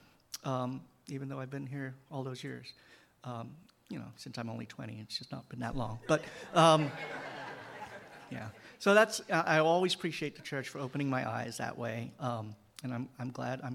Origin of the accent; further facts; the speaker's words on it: Hong Kong; moved away as an adult; now in United States; I grew up and spent all my youth, and until I was 18, and in Hong Kong